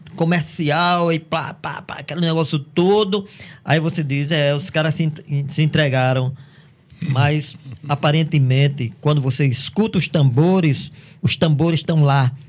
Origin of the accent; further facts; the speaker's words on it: Cajazeiras, Paraíba, Brazil; Eu sou de Cajazeiras